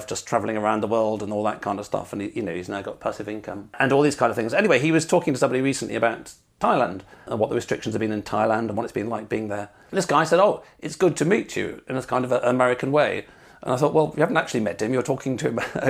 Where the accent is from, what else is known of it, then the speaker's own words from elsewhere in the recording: England, United Kingdom; being pretty English